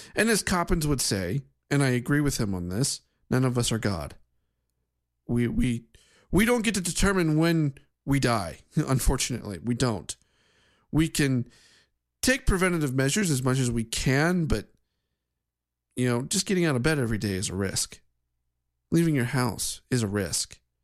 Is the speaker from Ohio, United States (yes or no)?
yes; Ohio, United States; my home state of Ohio